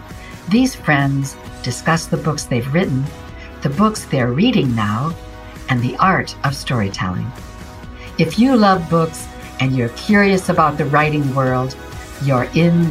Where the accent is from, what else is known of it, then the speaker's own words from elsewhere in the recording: South Carolina, United States; I'm from South Carolina, and he is known here